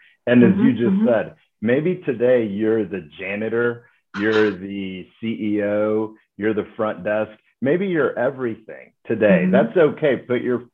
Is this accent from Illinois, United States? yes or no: no; Dallas, Texas, United States; Grew up in Dallas, Texas. So, you know, ended up coming back home